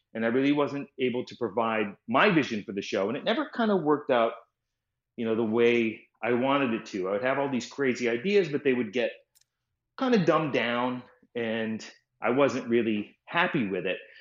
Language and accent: English; Boston, Massachusetts, United States; I grew up in Boston, just outside of Boston.